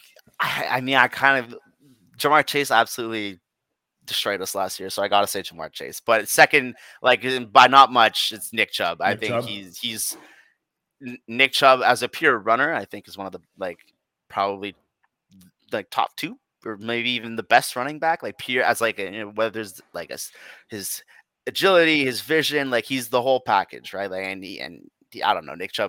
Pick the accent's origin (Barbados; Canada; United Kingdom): Canada; as a Canadian